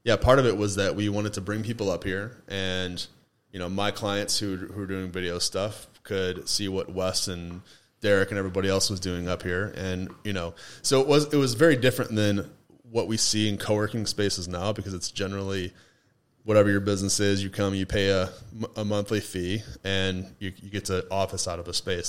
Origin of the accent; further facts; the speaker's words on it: Toledo, Ohio, United States; moved away as an adult; also born or lived in Mankato, Minnesota / Nashville, Tennessee; now in Asheville, United States; I was born and raised in Toledo until I was 28